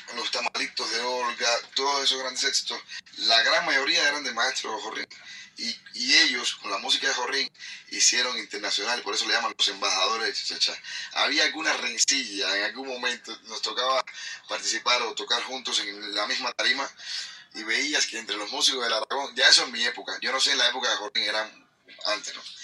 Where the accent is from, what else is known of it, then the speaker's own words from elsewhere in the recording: Havana, Cuba; Yo soy vecino de por ahí, yo soy de Centro Habana, soy de ese barrio más o menos